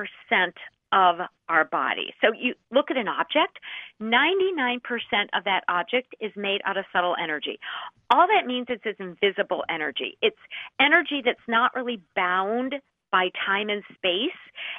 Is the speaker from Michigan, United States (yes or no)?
no; Minnesota, United States; I am from Minnesota.